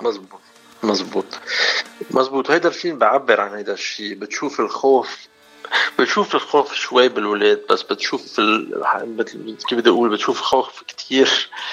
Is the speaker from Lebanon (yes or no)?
yes; Hazmieh, Mount Lebanon, Lebanon; moved away as an adult; also born or lived in Africa; انا من وين بلبنان يعني آه، حزميه شبنيه